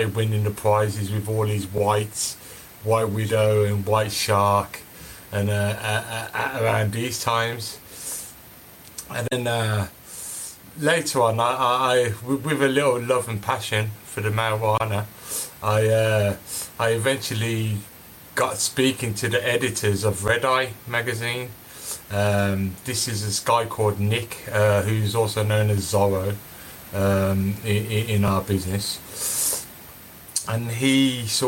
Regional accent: Birmingham, West Midlands, United Kingdom; I was obviously born and raised in Birmingham.

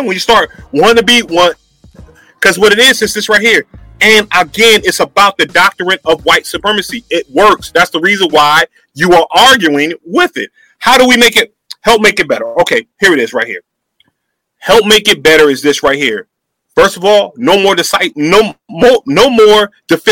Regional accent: United States; I was born in the United States of America.

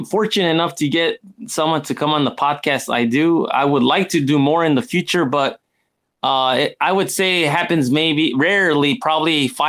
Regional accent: United States; now in Japan; here in Japan, it's a totally different world, you know, in comparison, you know, because I'm originally from the United States

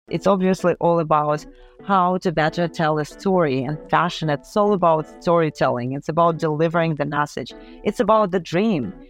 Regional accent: Ukraine; moved away; also born or lived in Paris; we're both from Ukraine

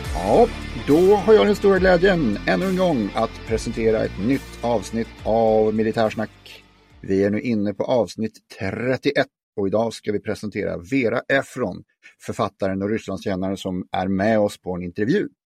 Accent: Stockholm, Stockholm County, Sweden; also born or lived in Norrland; hela min släkt är från Norrland, även om jag är född här så klassar inte jag mig som stockholmare

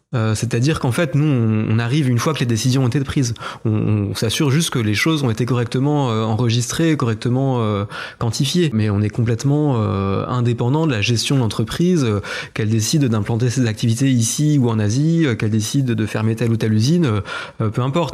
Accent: Épinal, Grand Est, France; je suis né à Épinal, à 300 mètres de là où j'habite aujourd'hui. J'ai grandi aussi dans, à peu près le même rayon

